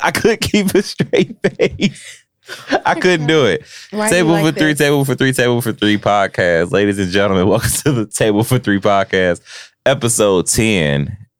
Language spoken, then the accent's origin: English; Cincinnati, Ohio, United States; I'm from Cincinnati, OTR